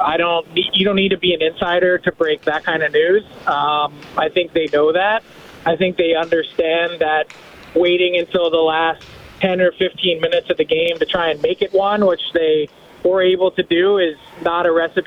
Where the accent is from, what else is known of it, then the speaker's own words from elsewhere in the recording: Philadelphia, Pennsylvania, United States; I am from Philly